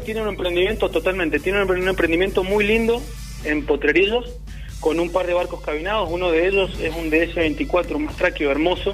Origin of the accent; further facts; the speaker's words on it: Santa Fe, Argentina; now in Mendoza, Argentina; Yo soy santafesino de nacimiento y mendocino por adopción